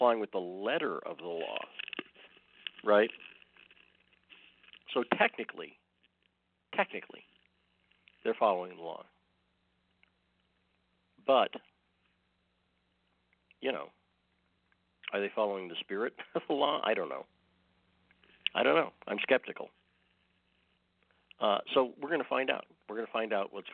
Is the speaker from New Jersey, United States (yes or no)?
no; Massachusetts, United States; now in Twin Falls, United States; I grew up in Massachusetts